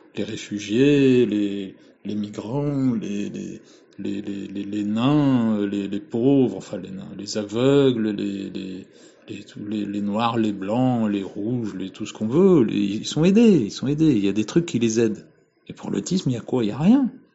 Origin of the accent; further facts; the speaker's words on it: France; je suis français